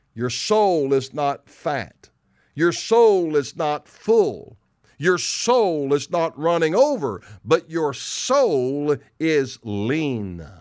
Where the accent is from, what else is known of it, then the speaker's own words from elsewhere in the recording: the South, United States; I'm from the South. People make fun of my English